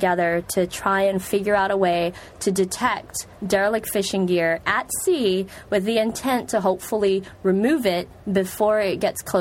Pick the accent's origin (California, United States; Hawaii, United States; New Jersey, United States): Hawaii, United States; being born and raised in Hawaii